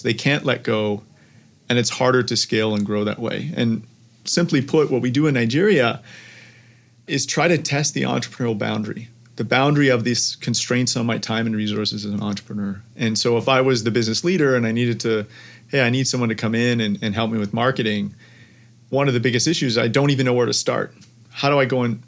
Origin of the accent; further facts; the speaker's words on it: Canada; I'm Canadian